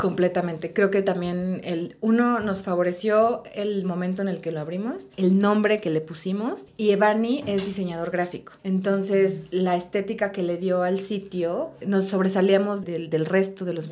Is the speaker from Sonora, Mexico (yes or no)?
no; Puebla, Mexico; also born or lived in Spain; yo soy de Puebla